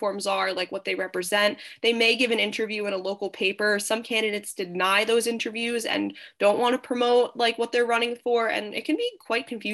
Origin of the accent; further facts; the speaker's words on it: Smithtown, New York, United States; Where I went to high school, my hometown on Long Island, Smithtown